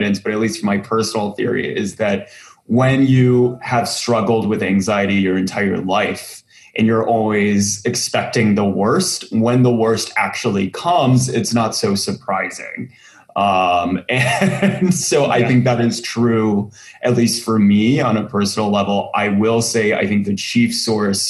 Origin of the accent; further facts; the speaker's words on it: Central Texas, United States; I grew up in Central Texas